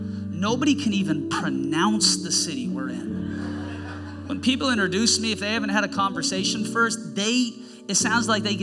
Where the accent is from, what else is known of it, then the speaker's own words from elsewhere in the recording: Seattle, Washington, United States; now in Snohomish, United States; I was born and raised in Seattle, but I'd moved up north